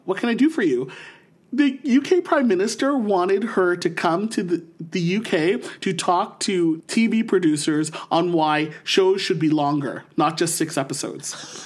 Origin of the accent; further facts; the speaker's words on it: St. Catharines, Ontario, Canada; now in Ottawa, Canada; born and raised in Saint Catharines, Ontario, and now living in the nation's capital of Ottawa